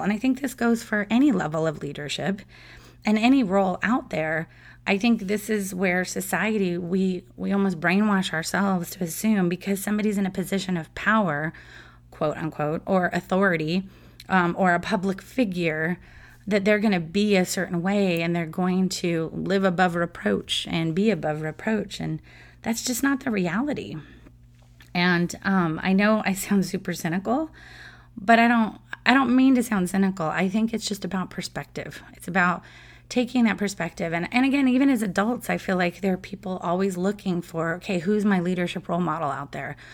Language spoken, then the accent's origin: English; San Diego, California, United States; I grew up in San Diego and grew up in a huge Padres fan family